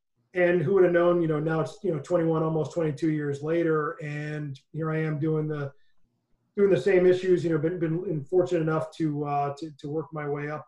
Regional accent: Connecticut, United States; moved away as an adult; now in Washington, D.C., United States; Ended up finishing my my bachelor's degree at the University of Connecticut in my home state of Connecticut.

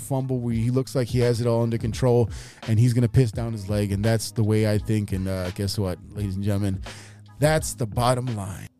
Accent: Chicago, Illinois, United States; I am from Chicago

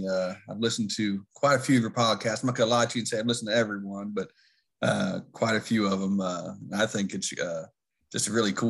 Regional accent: Williamstown, United States; I grew up in Williamstown, played here.

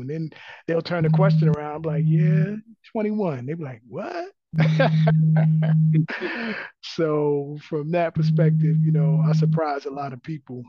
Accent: Maryland, United States; now in Atlanta, United States; I'm originally from Maryland

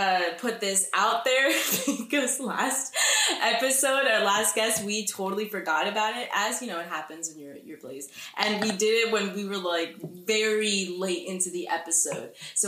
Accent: Lyndhurst, New Jersey, United States; now in Mahwah, United States; Yeah, he's upstate New York, and I'm, like, Lyndhurst, Mahwah.

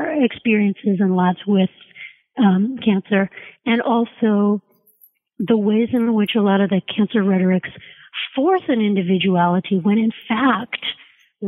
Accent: Canada; I'm Canadian

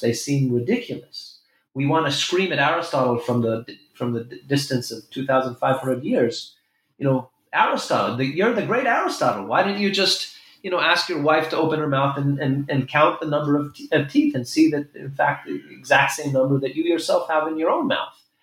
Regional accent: Jerusalem, Jerusalem District, Israel; also born or lived in New York City; I was born in Jerusalem

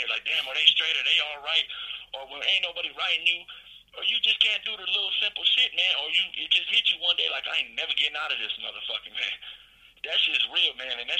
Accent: Denver, Colorado, United States; where I'm from Park Hill, Denver, Colorado

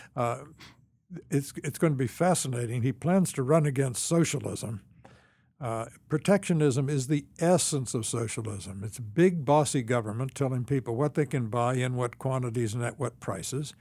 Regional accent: Champaign, Illinois, United States; moved away; also born or lived in Washington; I grew up in Champaign, Urbana.

